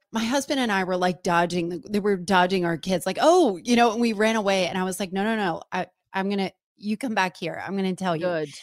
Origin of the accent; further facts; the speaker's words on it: New Jersey, United States; I'm from New Jersey